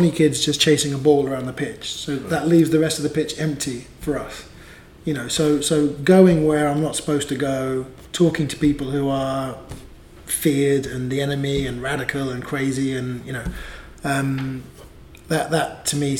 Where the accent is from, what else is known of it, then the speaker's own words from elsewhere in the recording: England, United Kingdom; being English